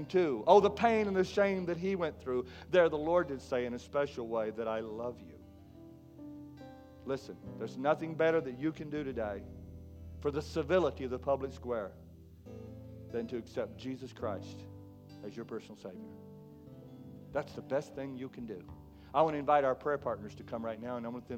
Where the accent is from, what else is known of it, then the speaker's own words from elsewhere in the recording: McKinney, Texas, United States; The world that I grew up in back in McKinney, Texas